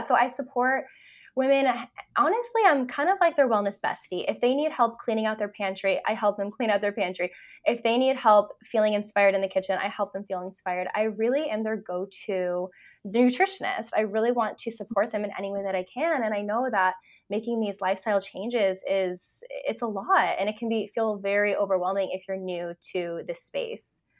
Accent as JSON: {"language": "English", "region": "California", "country": "United States", "moved": "as an adult", "lives_now": "Vancouver, Canada", "said": "I live in Canada, I'm actually from California, so I made that move a couple years ago"}